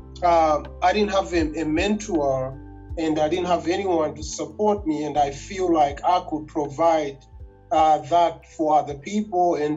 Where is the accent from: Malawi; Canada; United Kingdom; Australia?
Malawi; moved away as an adult; now in United States; I come from Malawi.